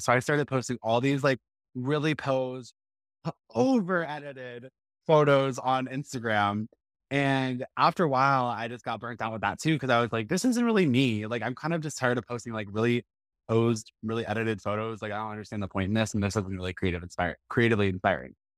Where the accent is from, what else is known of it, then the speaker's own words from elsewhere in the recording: Texas, United States; I grew up in Hodo, Texas, which is a suburb of Boston